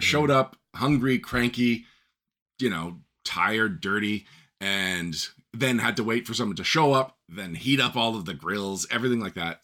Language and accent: English; Canada; I'm Canadian